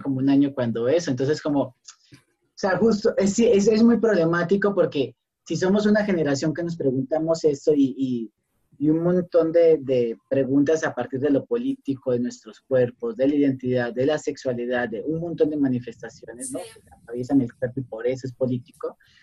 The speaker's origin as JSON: {"language": "Spanish", "country": "Colombia", "moved": "as an adult", "lives_now": "Mexico", "said": "soy colombiano"}